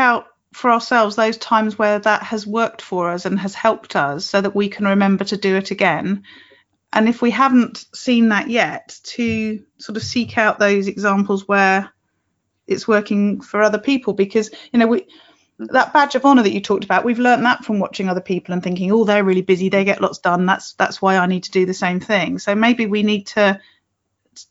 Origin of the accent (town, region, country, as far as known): United Kingdom